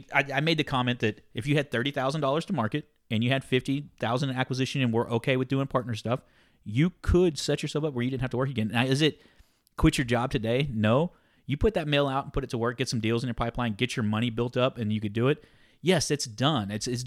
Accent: Deep South, United States; I'm from Deep South.

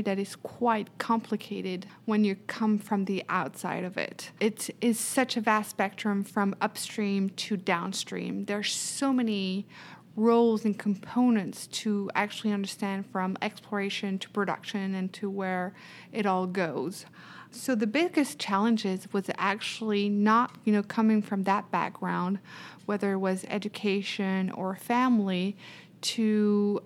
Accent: Paris, Île-de-France, France; English is a second language; moved away as an adult; now in Houston, United States; I was born and raised in Paris

